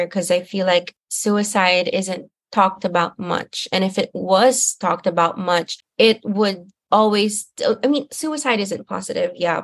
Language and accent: English; Manila, Metro Manila, Philippines; moved away as an adult; now in Hanoi, Vietnam; I'm from Manila.